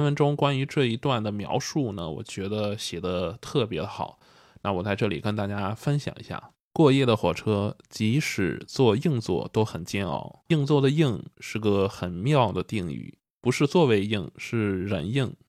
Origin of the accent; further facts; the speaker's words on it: Jinan, Shandong, China; 那比如说我家是济南的，那坐火车还是坐长途，我是怎么回去啊？